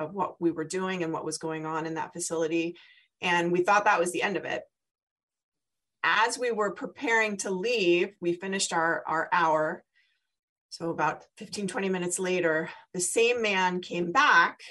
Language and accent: English; San Diego, California, United States; now in Philadelphia, United States; I'm from San Diego.